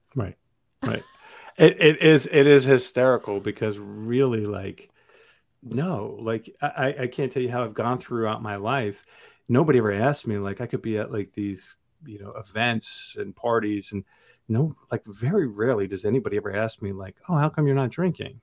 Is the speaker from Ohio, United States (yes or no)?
no; New Jersey, United States; I grew up thirty minutes outside of New York City in, in North Jersey.